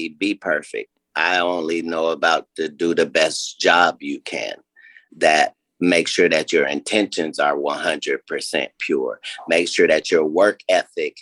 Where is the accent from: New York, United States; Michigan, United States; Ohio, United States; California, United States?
Ohio, United States; I'm from Ohio